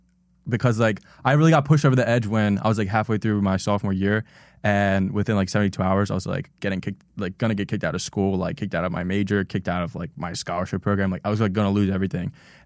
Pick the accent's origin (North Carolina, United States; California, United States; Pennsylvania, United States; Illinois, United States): Pennsylvania, United States; Fox Chase; growing up in Fox Chasing